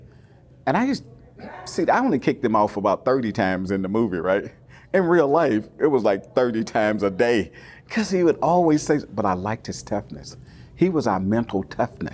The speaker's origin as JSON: {"language": "English", "town": "McComb", "region": "Mississippi", "country": "United States", "tie": "born or raised there", "also_born_or_lived": "Richmond, California", "moved": "yes", "said": "I grew up in Macomb, Mississippi"}